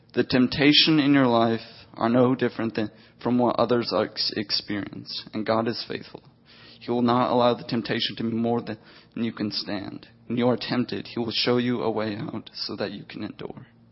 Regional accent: the South, United States; I was raised in the South

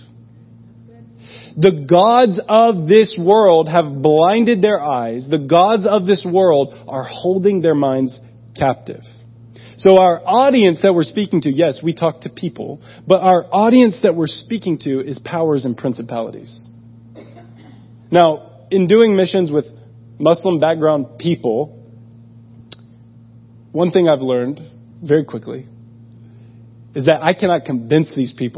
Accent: United States; moved away as an adult; I'm from America

